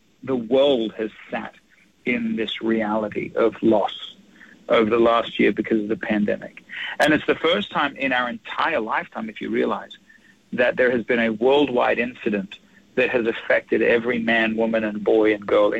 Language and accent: English; Australia; now in United States; I am an Australian living in America